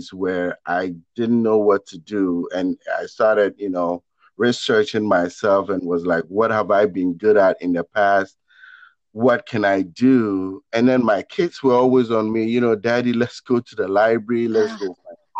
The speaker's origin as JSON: {"language": "English", "country": "Ghana", "moved": "yes", "said": "I come from Ghana in West Africa. And I was uprooted and planted in a brand new place, a completely different environment"}